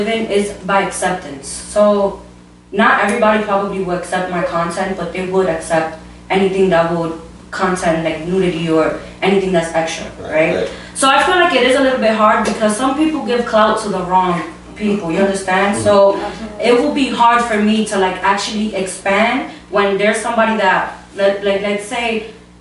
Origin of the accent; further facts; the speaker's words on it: United States; also born or lived in Brooklyn, New York; I'm from Jersey, Brooklyn